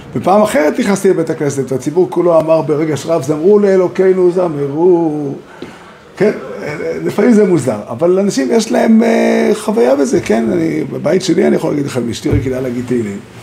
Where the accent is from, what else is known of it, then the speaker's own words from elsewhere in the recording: Israel; גדלתי פה בארץ